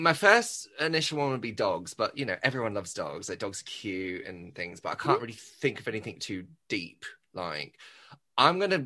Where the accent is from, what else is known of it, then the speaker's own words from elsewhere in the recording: Dubai, United Arab Emirates; also born or lived in Australia / Liverpool; even though I was born in Australia, grew up in Dubai, Liverpool is like home for me